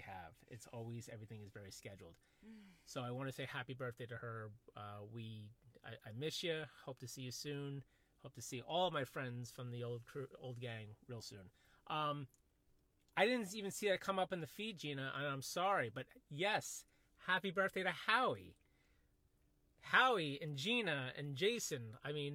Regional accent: New York City, New York, United States; When we grew up in Jamaica, Queens

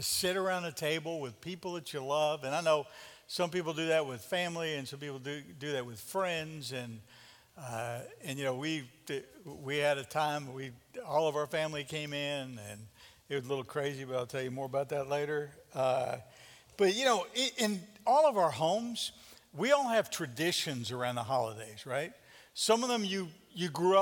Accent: New York, United States; growing up in New York

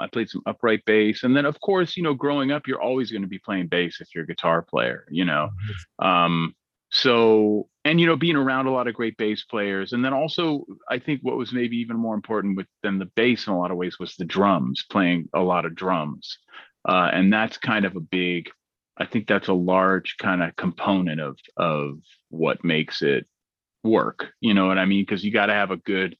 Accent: Berkeley, California, United States; I grew up in Berkeley, California, so I heard everything from soul music to punk rock music growing up

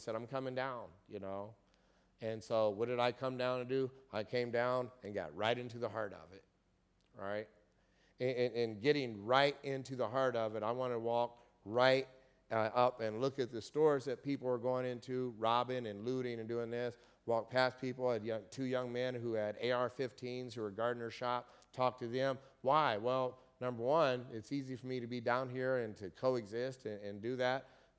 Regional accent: Kokomo, Indiana, United States; And I just went to my hometown in Kokomo, Indiana 2 weeks ago.

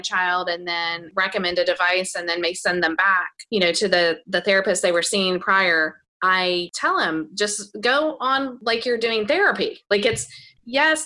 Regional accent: Houston, Texas, United States; in my hometown, I live in Houston, Texas

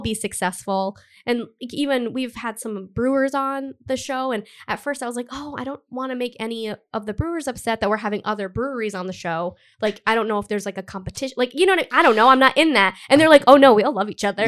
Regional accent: Cumberland, Rhode Island, United States; also born or lived in Providence, Rhode Island; I grew up in Cumberland. I've lived in Providence for, like, almost ten years

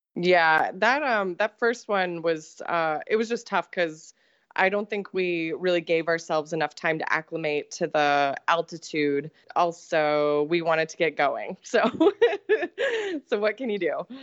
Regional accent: Colorado, United States; I grew up in Colorado

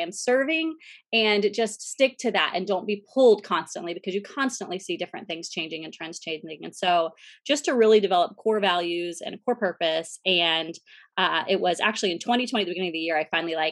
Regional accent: Central Florida, United States; I moved back to my hometown in Central Florida

